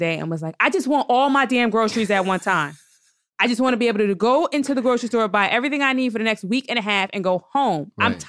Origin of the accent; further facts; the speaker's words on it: New Jersey, United States; also born or lived in New York City; I'm from Jersey.